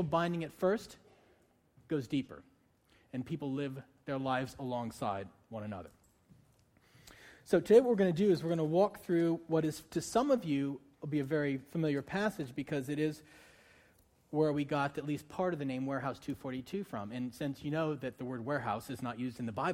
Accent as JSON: {"language": "English", "region": "Northeast", "country": "United States", "moved": "yes", "said": "I'm from the Northeast."}